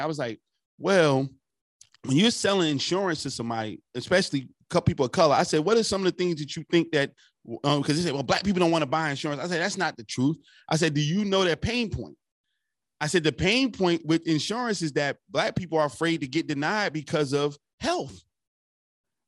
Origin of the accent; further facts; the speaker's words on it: Newark, New Jersey, United States; I'm from Newark, right across the bridge